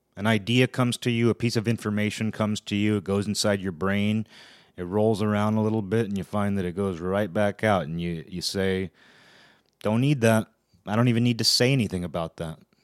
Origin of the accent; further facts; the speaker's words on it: Pacific Northwest, United States; also born or lived in Olympia, Washington; I'm from the Pacific Northwest.